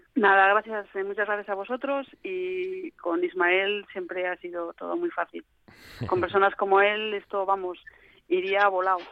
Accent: Gijón, Asturias, Spain; yo soy de Gijón soy sportinguista

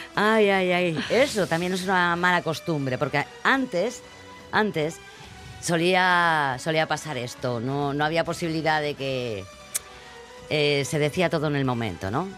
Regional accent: Spain; los españoles hacemos

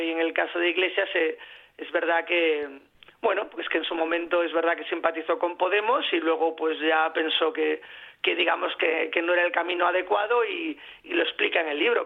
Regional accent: Galicia, Spain; Soy gallego, me he criado en la cocina haciendo los deberes

